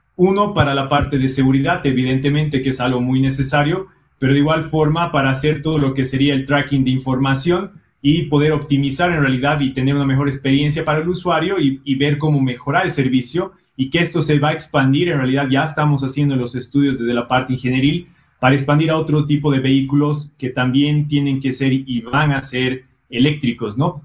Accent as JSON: {"language": "Spanish", "country": "Bolivia", "also_born_or_lived": "Brazil / Ireland", "said": "soy boliviano"}